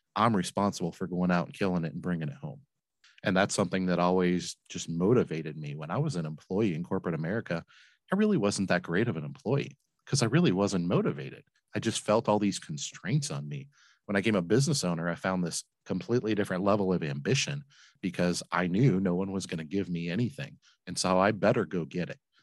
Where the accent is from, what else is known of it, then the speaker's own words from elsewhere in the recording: Flint, Michigan, United States; now in Cincinnati, United States; I grew up in Flint, Michigan